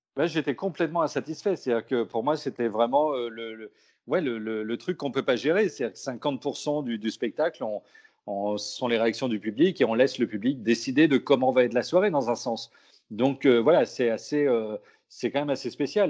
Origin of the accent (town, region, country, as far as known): Brittany, France; born or raised there; also born or lived in Pessac